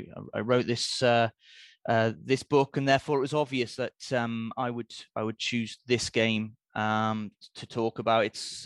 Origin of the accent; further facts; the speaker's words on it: Newcastle upon Tyne, North East England, United Kingdom; This game is I think it's not unrealistic to call it a seminal moment in Newcastle United's history, my hometown club, obviously.